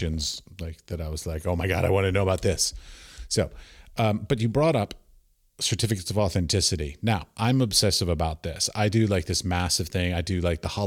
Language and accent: English; United States; I grew up outside of Washington, D.C., and I had senators and congresspeople as our neighbors